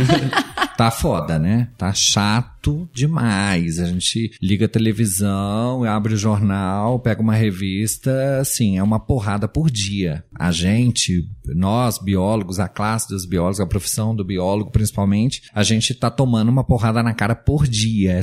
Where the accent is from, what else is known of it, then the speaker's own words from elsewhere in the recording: Brazil; como brasileiro